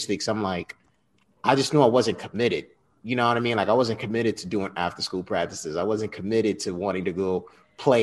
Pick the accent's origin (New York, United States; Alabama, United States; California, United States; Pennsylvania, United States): New York, United States; Westchester County; also born or lived in Bronx, New York; Proud Westchester County, New York native